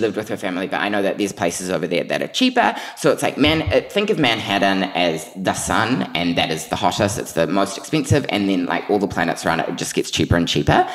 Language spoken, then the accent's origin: English; New Zealand; moved away; also born or lived in New York; everyone knew me as that Kiwi kid